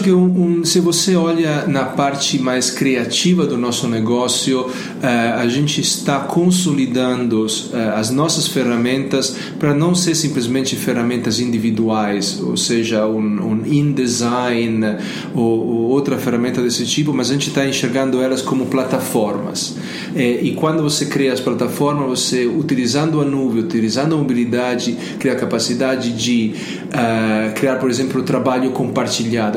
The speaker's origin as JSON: {"language": "Portuguese", "country": "Italy", "second_language": "Portuguese", "moved": "yes", "lives_now": "Brazil", "said": "eu sou italiano"}